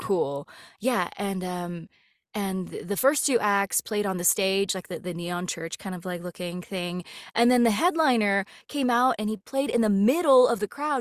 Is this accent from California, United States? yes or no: yes; Los Angeles, California, United States; moved away; also born or lived in Colorado; I grew up in L